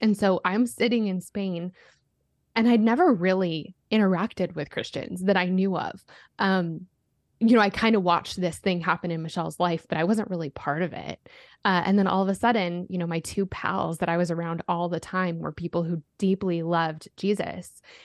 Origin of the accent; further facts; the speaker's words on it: Colorado, United States; growing up in Colorado